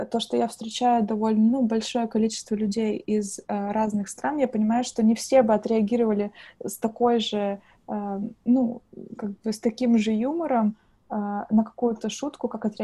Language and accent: Russian; Russia; now in Ireland; то, что сейчас уже невозможно отличить то, что я именно приехала из России, потому что я говорю абсолютно как дублинский человек.